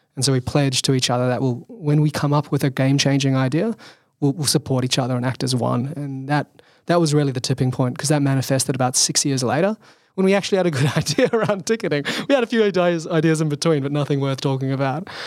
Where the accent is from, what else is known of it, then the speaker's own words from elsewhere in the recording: Sydney, New South Wales, Australia; so I grew up in Sydney, Australian.